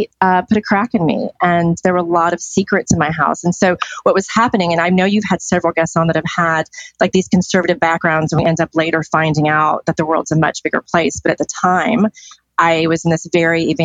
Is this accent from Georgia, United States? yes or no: yes; Decatur, Georgia, United States; I was born in Atlanta, specifically in Decatur, Georgia.